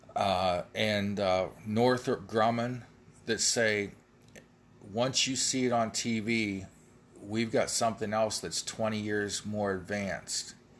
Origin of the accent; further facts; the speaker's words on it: United States; I'm an American